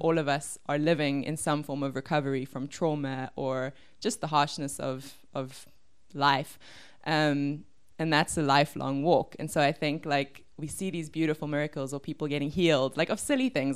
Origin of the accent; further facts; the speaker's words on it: Cape Town, Western Cape, South Africa; I am from Cape Town. I grew up in Bergvliet.